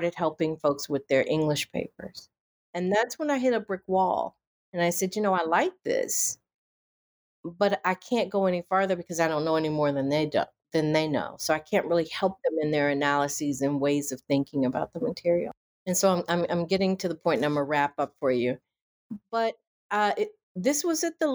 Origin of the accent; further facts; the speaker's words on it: rural Virginia, United States; moved away as an adult; also born or lived in Connecticut; go home back to my hometown, rural Virginia